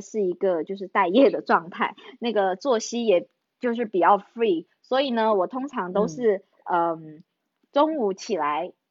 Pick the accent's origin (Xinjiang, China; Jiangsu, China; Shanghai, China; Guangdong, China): Guangdong, China; 我们这种乡下地方的小孩，每一次看到广州省城的那个春节节目呢